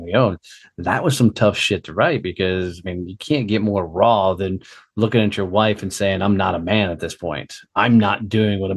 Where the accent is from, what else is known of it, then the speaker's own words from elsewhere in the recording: Fort Worth, Texas, United States; my hometown of Fort Worth